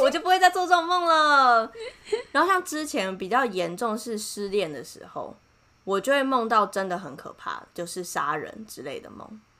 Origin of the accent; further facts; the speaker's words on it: Taiwan; 我是台湾人